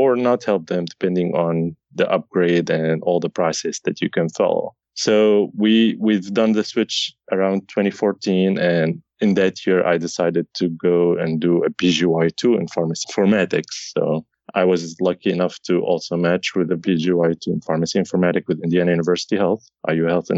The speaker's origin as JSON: {"language": "English", "country": "Syria", "moved": "yes", "said": "I'm originally from Syria"}